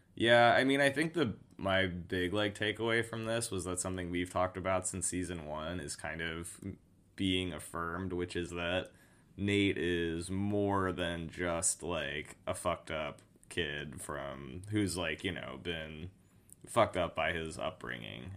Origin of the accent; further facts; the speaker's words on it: Oregon, United States; Filmed in my home state